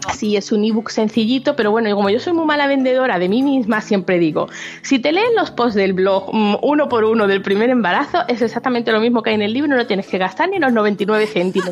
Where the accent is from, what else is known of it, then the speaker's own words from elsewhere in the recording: Málaga, Andalusia, Spain; now in near Barcelona, Spain; yo soy de Málaga